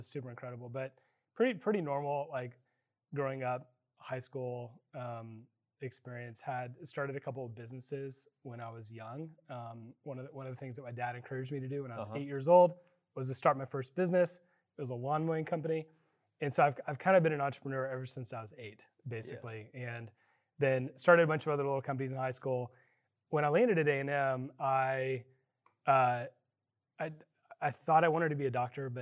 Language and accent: English; Austin, Texas, United States; also born or lived in College Station, Texas; I grew up in Austin, Texas